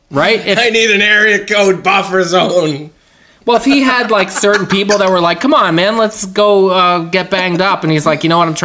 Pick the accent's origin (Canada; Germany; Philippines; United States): Canada; Winnipeg, Manitoba; I grew up in Winnipeg, where it's always hundred below zero.